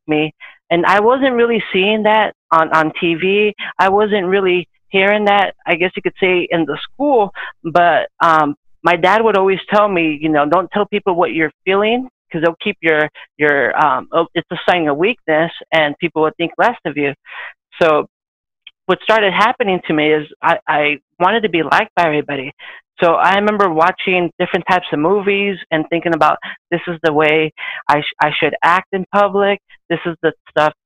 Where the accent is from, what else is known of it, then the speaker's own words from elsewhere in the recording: Orange County, California, United States; I was born and raised in Orange County, California, SoCal